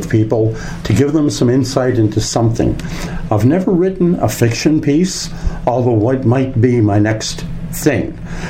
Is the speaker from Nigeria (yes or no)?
no; Canada; Being a Canadian and respecting Canadians of every possible walk of life